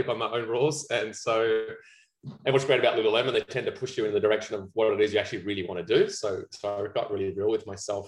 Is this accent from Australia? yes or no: yes; Australia; accent: Aussie; also born or lived in New Zealand; now in Vancouver, Canada; I'm very south of the border from Australia, and I've been in Vancouver for, this will be coming out my 10th year in November